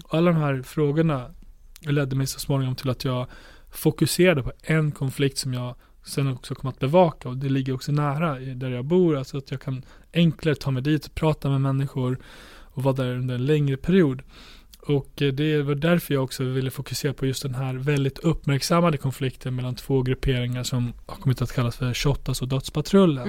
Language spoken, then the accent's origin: Swedish; Borlänge, Dalarna County, Sweden; min hemstad Borlänge